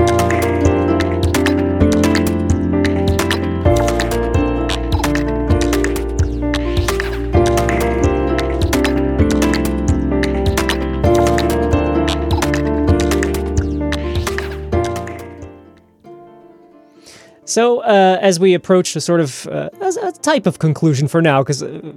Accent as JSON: {"language": "English", "region": "New York", "country": "United States", "tie": "born or raised there", "said": "growing up in New York"}